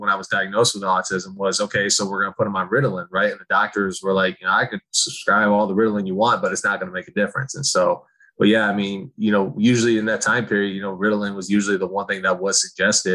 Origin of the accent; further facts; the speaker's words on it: Okemos, Michigan, United States; I grew up in Oakland, Michigan, which is right next to Michigan State